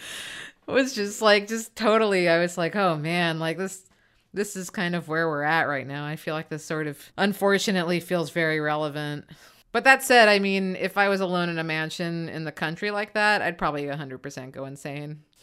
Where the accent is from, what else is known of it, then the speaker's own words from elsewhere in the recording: United States; as an American